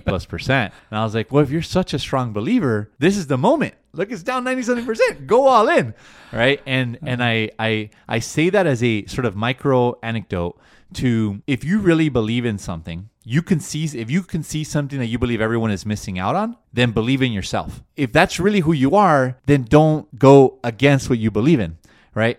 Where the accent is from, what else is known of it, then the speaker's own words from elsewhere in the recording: Los Angeles, California, United States; first language Spanish; English is a second language; I'm from LA. I was born and raised here in the States